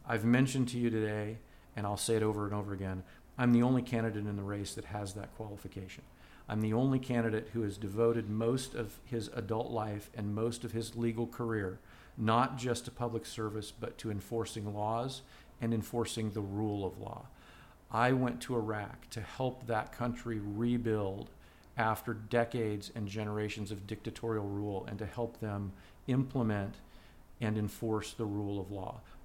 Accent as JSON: {"language": "English", "country": "United States"}